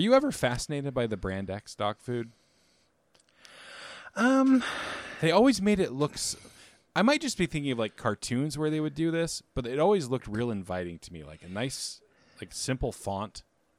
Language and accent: English; Terre Haute, Indiana, United States; moved away; also born or lived in Clinton, Indiana; Because I'm from Terre Haute, Indiana, born in Clinton, Indiana, which is even worse.